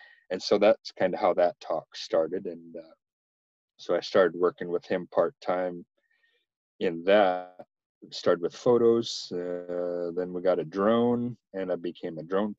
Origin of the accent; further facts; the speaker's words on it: Washington, United States; moved away as an adult; also born or lived in Spokane, Washington; now in Japan; I'm from a little tiny town about halfway between Spokane and the Canadian border